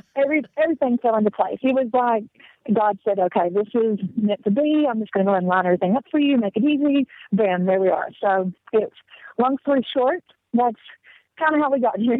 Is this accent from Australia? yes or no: no; the South, United States; accent: southern; moved away as an adult; now in South Africa; I was born and raised in the South, in the Tennessee, Alabama, Georgia, the tri state area.